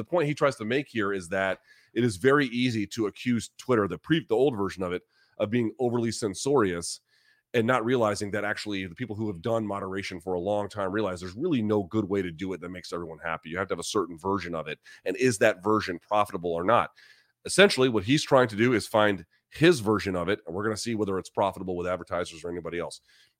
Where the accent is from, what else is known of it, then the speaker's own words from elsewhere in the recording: New Zealand; I'm like Master P with the pumpkin pie. Like, let's do it. Let's go. All in favor of it. I'm a Kiwi.